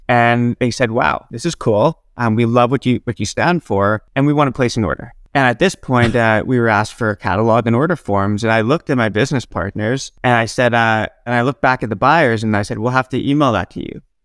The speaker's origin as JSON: {"language": "English", "town": "Regina", "region": "Saskatchewan", "country": "Canada", "tie": "born or raised there", "also_born_or_lived": "Nanaimo", "moved": "as an adult", "said": "I grew up in Regina, Saskatchewan, and I, I lived there right through until my second year of college"}